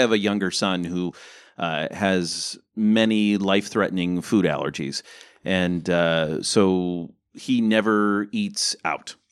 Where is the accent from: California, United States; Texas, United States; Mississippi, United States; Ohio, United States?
Ohio, United States; moved away as an adult; also born or lived in Michigan / Illinois; now in Singapore; I was born in Michigan, raised in Ohio, lived a big chunk of my adult life in Illinois